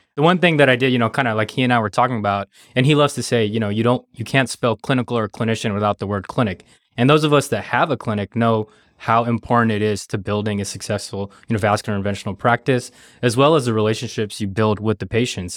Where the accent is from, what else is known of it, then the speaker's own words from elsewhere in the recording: Los Angeles, California, United States; also born or lived in New Orleans; I'm a L A native. I grew up here in Southern California